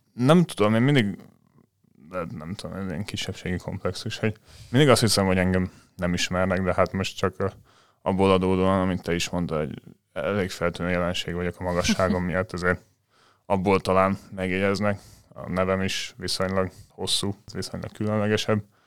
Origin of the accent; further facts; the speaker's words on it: Dunaújváros, Fejér, Hungary; Dunaújvárosban, ahonnan én származom